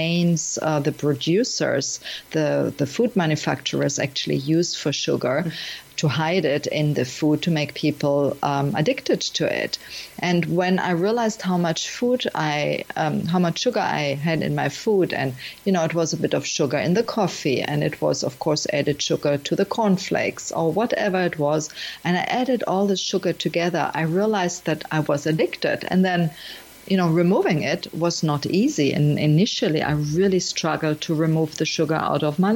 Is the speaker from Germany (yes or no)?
yes; Germany; also born or lived in Miami; now in Portugal; I'm from Germany and I lived in many countries, including Miami. And nowadays I'm in Portugal, beautiful Portugal here.